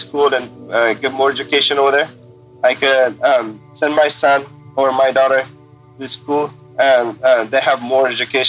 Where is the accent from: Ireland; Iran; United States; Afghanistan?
Afghanistan; So, yeah, I grew up in a pret